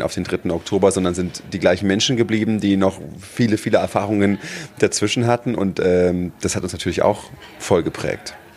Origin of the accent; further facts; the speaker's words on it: Berlin, Germany; Ich in Berlin